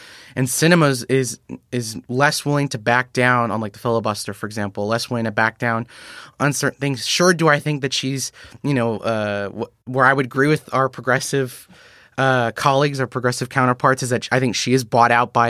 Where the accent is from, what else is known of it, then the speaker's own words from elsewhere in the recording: New Jersey, United States; moved away; New Jersey used to be my home state